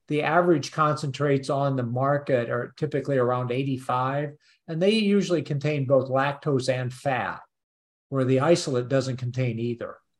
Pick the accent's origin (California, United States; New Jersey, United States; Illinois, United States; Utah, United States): Illinois, United States; Peoria; moved away; also born or lived in Urbana-Champaign, Illinois; I actually am in Chicago at the moment, oh. but I grew up over around Peoria